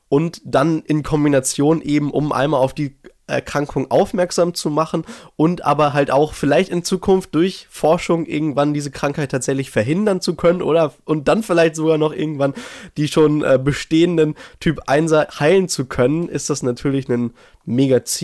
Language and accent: German; Herford, North Rhine-Westphalia, Germany; Genau, also hier in Herford, in meiner Heimat in Ostwestfalen, Nordrhein-Westfalen, so ein bisschen nördlicher in Deutschland.